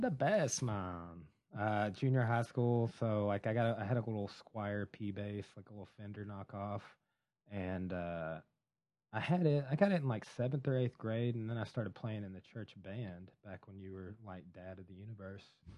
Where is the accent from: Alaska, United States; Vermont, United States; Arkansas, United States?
Arkansas, United States; Ozark area; it was my hometown